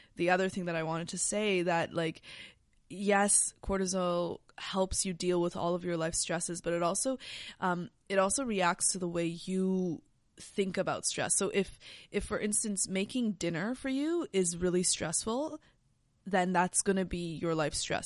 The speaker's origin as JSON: {"language": "English", "country": "Canada", "said": "we're Canadian"}